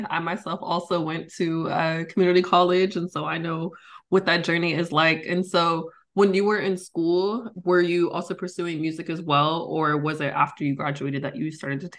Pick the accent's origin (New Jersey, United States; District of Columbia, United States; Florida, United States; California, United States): California, United States; El Cerrito; I myself am from El Cerrito, so not quite Richmond